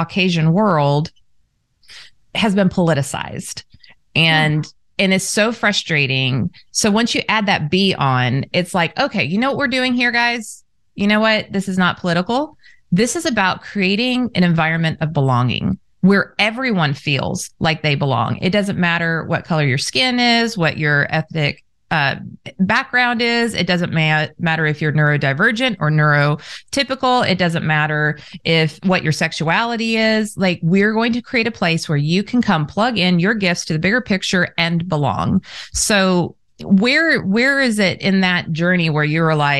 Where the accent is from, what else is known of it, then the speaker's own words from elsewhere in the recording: Southern California, United States; I was raised in Southern California